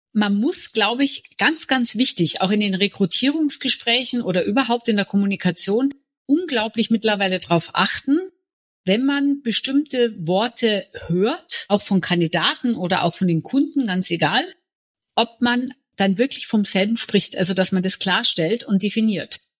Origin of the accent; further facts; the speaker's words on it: Munich, Bavaria, Germany; Ich bin gebürtige Münchnerin